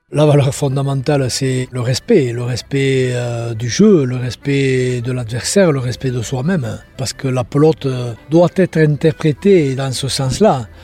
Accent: Mauléon-Licharre, Nouvelle-Aquitaine, France; je suis natif de Moléon

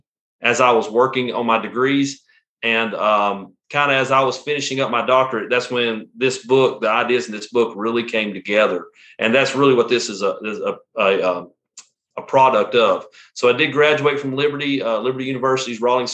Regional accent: Western North Carolina, United States; accent: Southern; I'm from, if you can tell from my accent, I'm from the South. I'm from Western North Carolina. Grew up in Western North Carolina

